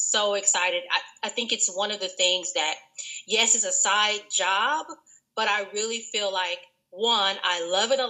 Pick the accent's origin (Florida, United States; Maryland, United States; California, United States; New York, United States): California, United States; Los Angeles; I am from South Los Angeles, born and raised